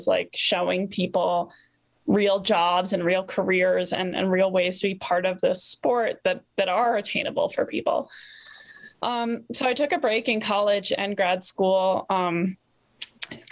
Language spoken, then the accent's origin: English; East Coast, United States; born or raised there